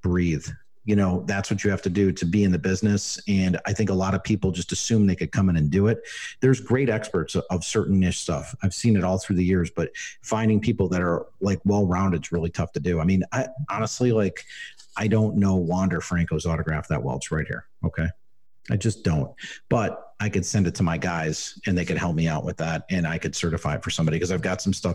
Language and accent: English; Chicago, Illinois, United States; moved away as an adult; also born or lived in Pennsylvania / California; now in Arizona, United States; I grew up in Chicago, go to White Sox Park, Comiskey Park